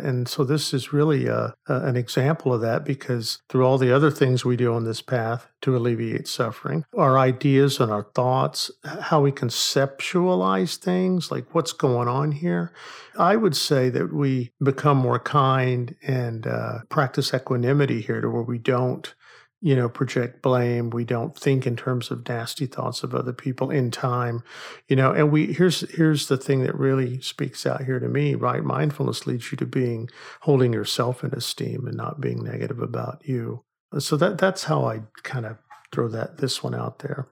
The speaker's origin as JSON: {"language": "English", "region": "Oklahoma", "country": "United States", "tie": "born or raised there", "said": "I grew up in Oklahoma"}